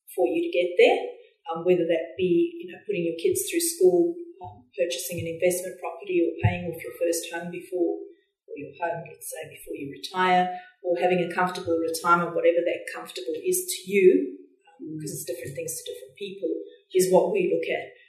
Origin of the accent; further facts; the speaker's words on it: South Africa; also born or lived in Australia; now in Mackay, Australia; grew up in, in South Africa